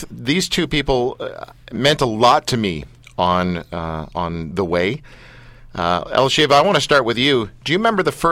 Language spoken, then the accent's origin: English; London, United Kingdom; I was born in London.